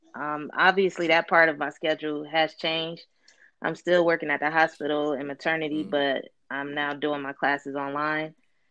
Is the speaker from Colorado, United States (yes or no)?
no; Charlotte, North Carolina, United States; I'm from Charlotte, North Carolina, and I'm a healthcare worker.